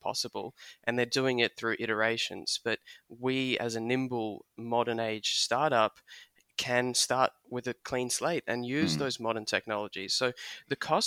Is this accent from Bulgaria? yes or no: no; Australia; I'm first generation Australian. My parents immigrated from Soviet Union.